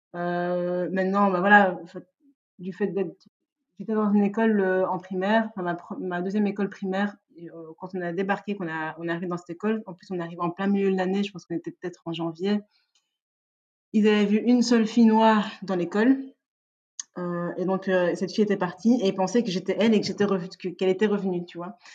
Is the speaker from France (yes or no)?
no; Liège, Wallonia, Belgium; je suis née et j'ai grandi à Liège